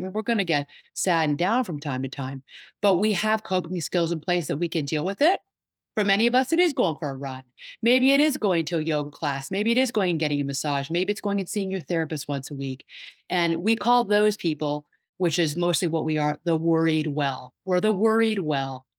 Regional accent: Washington, District of Columbia, United States; I'm from the Washington, D C area

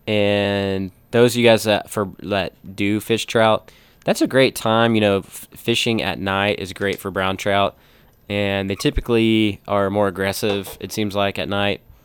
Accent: United States; we're freaking proud to be American

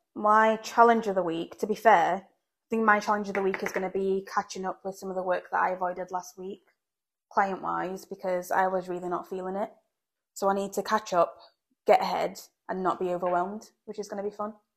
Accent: England, United Kingdom; now in Belfast, United Kingdom; growing up in England

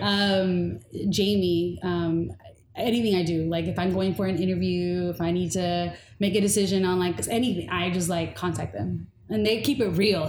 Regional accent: Inglewood, California, United States; also born or lived in Bay Area, California; Growing up in Inglewood, I was a token

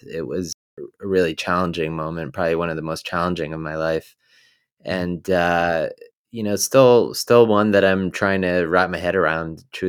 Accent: New Jersey, United States; So I grew up in New Jersey, you know, more the countryside of New Jersey.

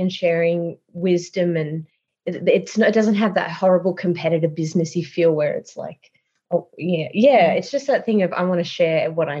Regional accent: Newcastle, North East England, United Kingdom; Yeah, and like I grew up in Newcastle, so that was the loveliest thing.

